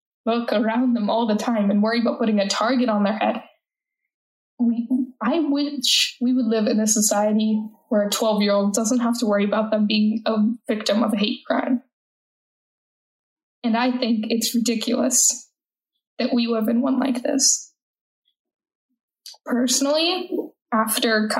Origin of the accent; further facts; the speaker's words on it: United States; accent: American; I'm an American citizen. If you can't tell, I'm American by my accent